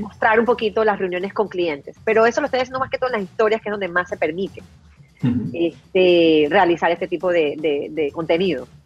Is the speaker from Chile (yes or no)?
no; Panama; en mi país es la red que más se utiliza.